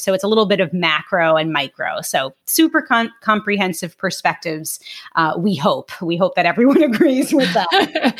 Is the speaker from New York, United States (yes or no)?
yes; New York City, New York, United States; moved away as an adult; also born or lived in Long Island; now in Jupiter, United States; I am from Brooklyn originally, Brooklyn, New York, specifically South Brooklyn